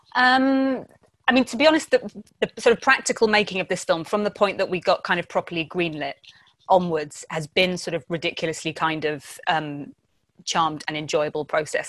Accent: Essex, East of England, United Kingdom; I am from Essex, not the coast either

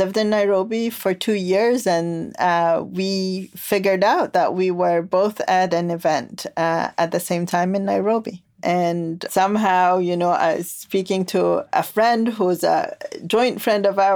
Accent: Khartoum, Sudan; now in Charlottesville, United States; I come from Khartoum, the capital city of Sudan

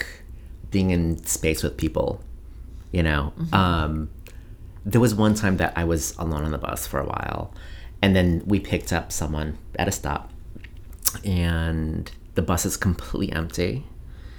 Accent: Coon Rapids, Minnesota, United States; growing up in Coon Rapids, Minnesota

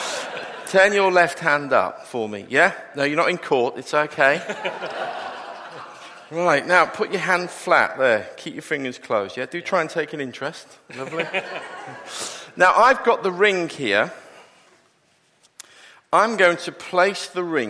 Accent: Liverpool, North West England, United Kingdom; I am actually from Liverpool

